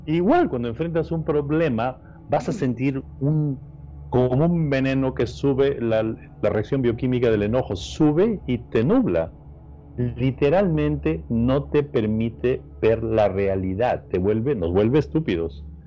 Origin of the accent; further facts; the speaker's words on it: Peru; now in Los Angeles, United States; soy de Perú